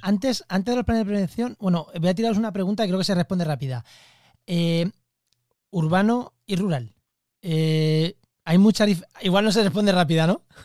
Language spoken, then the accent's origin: Spanish; Albacete, Castilla-La Mancha, Spain; now in La Línea de la Concepción, Spain; yo soy de Albacete, es que allí la humedad no existe